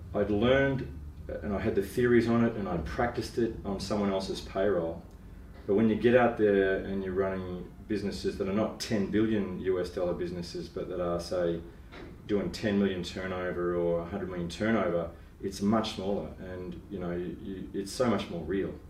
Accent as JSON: {"language": "English", "town": "Melbourne", "region": "Victoria", "country": "Australia", "tie": "born or raised there", "also_born_or_lived": "Asia", "said": "I grew up in Melbourne and grew up in the suburbs"}